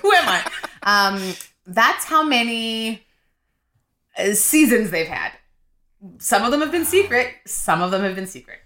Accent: Winnipeg, Manitoba, Canada; moved away; also born or lived in Nigeria; I'm from Winnipeg

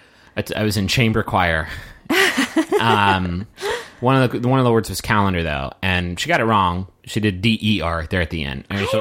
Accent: North Carolina, United States; I'm from North Carolina, and they're like, where's that?

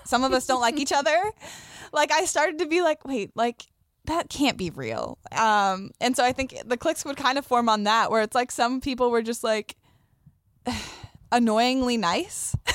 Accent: Sedona, Arizona, United States; moved away as an adult; also born or lived in Tucson; now in Los Angeles, United States; I grew up in Sedona

